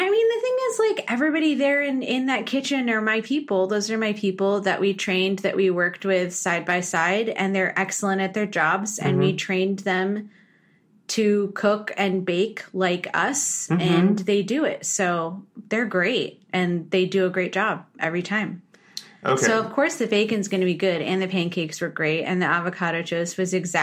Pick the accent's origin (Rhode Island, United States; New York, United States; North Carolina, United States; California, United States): California, United States; San Diego and San Francisco; San Diego and San Francisco, kind of half and half